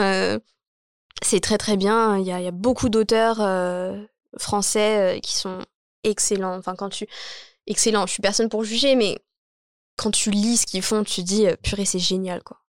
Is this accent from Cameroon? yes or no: no; Champigny-sur-Marne, Île-de-France, France; J'ai dit que je venais de Champigny